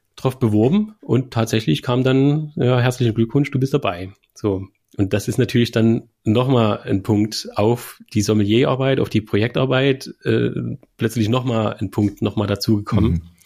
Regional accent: Germany; Mein Heimatort, Künitsch

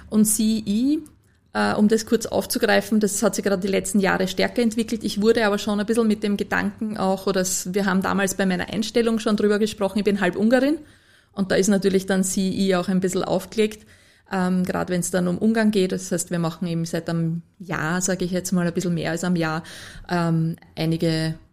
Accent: Lower Austria, Austria; Als Niederösterreicherin muss, habe ich erst lernen müssen, dass das die Landespolizeidirektion ist.

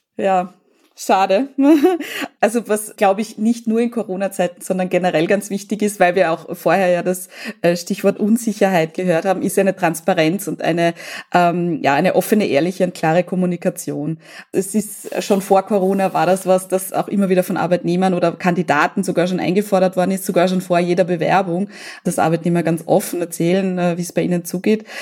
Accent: Austria; bei uns in Österreich

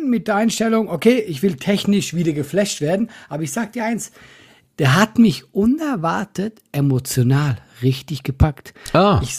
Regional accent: Switzerland; Ne, guck mal, Geld, ich bin Schweizer, das muss schon sein

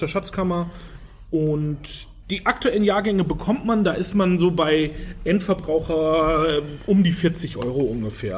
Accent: Franconia, Bavaria, Germany; now in Hamburg, Germany; meine Heimat sozusagen, ins schöne Frankenland, äh, direkt nach Würzburg

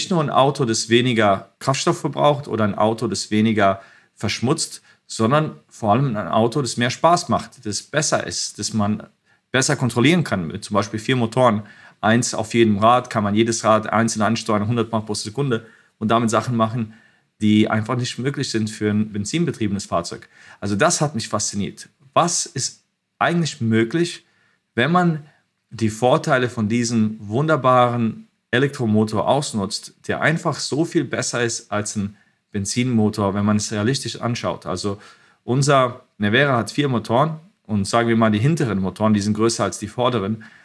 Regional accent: Croatia; born there; Und ich war geboren in Kroatien, wo auch Nikola Tesla herkommt.

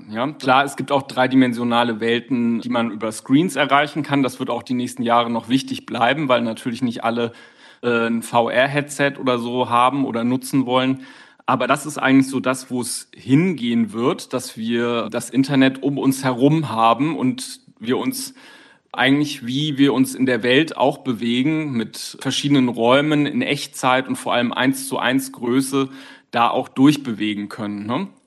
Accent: Düsseldorf, North Rhine-Westphalia, Germany; meinem eigenen Avatar, also meiner Verkörperung meiner Person, die genauso schick gestylt ist, wo ich als echte Düsseldorferin, als Düsseldorfer natürlich modebewusst

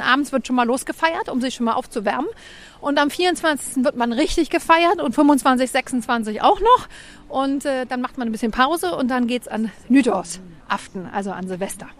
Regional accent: Hamburg, Germany; moved away as an adult; now in Copenhagen, Denmark; ich komme aus dem Vorort von Hamburg

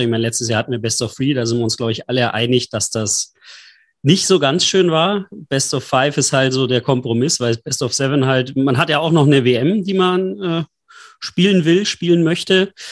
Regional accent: Berlin, Germany; als Berliner sagt man, okay, man ist jetzt heute in der Halle

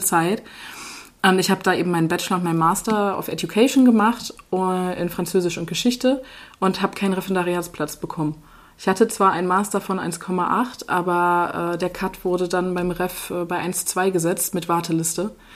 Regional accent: Henstedt-Ulzburg, Schleswig-Holstein, Germany; moved away as an adult; also born or lived in Kiel; now in Bad Harzburg, Germany; ich komme halt aus Schleswig-Holstein, aus äh, dem wunderschönen Henstedt-Ulzburg, was niemand kennt

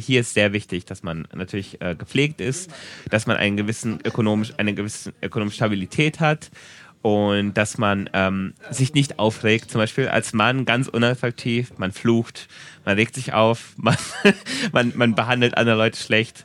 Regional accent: Germany; now in Japan; für mich als Deutscher

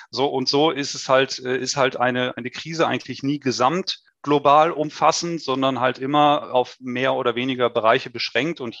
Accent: North Rhine-Westphalia, Germany; born there; now in Stuttgart, Germany; Also ich bin 38 Jahre, gebürtiger Westfale, aber jetzt schon seit sehr vielen Jahren im Süden von Deutschland, in Stuttgart beheimatet.

